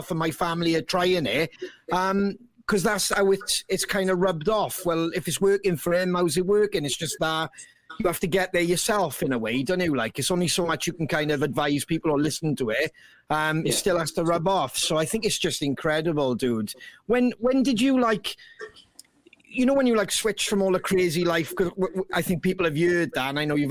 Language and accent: English; Wales, United Kingdom; us being Welsh as well